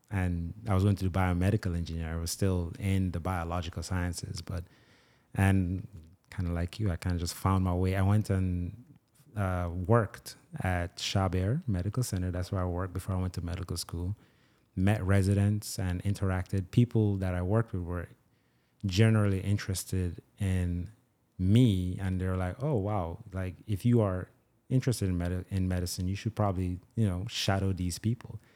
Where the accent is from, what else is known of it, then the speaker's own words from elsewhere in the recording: Nigeria; also born or lived in Jamaica; now in United States; I was born and raised in Nigeria, grew up in Jamaica